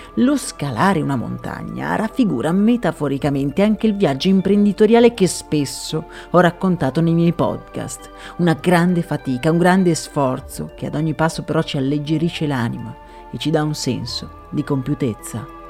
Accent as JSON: {"language": "Italian", "country": "Italy", "said": "dalle mie parti"}